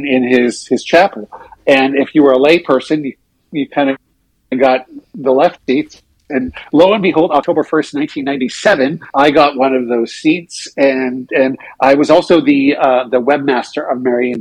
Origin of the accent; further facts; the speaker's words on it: Saskatchewan, Canada; I grew up in Saskatchewan